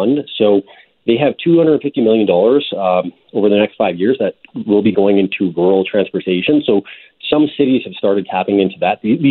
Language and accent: English; Thunder Bay, Ontario, Canada; my hometown, Thunder Bay, Ontario